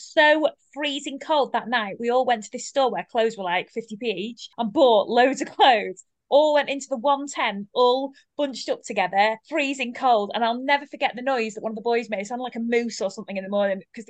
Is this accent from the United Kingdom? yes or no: yes; United Kingdom; me being a Brit